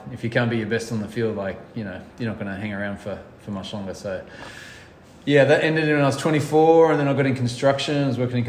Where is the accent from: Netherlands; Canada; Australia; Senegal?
Australia; moved away as an adult; also born or lived in Sydney / Dublin / Bangkok; now in Raleigh, United States